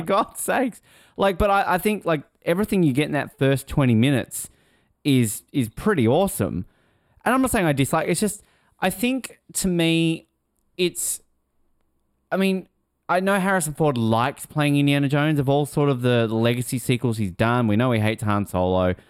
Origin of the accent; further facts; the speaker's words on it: Australia; I'm Australian